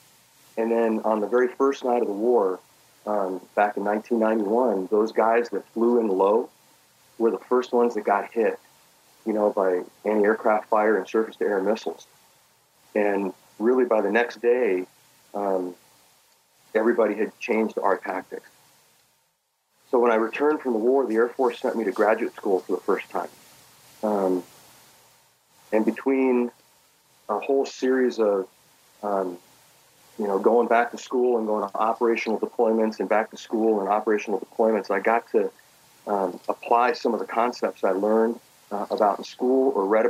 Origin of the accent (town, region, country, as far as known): Los Angeles, California, United States; born or raised there; also born or lived in Belgrade, Serbia